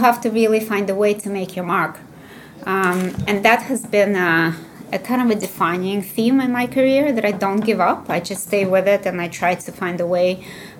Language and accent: English; Russia; moved away as an adult; also born or lived in Illinois, United States; what I kind of grew up with when I was growing up in the Soviet Union